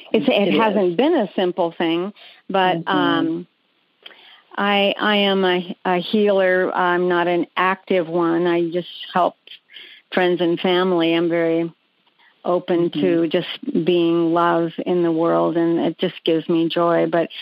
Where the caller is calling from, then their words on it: Peoria, Arizona, United States; Phoenix. I'm in Peoria, Arizona.